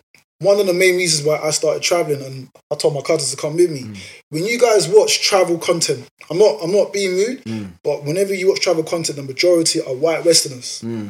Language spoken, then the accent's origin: English; New York, United States; bro, I'm from New York, we don't do that type of stuff.